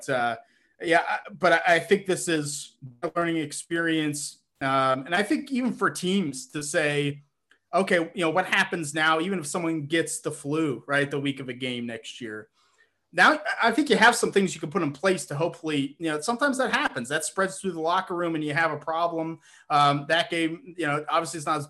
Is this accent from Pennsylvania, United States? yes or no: yes; Pittsburgh, Pennsylvania, United States; my hometown Steelers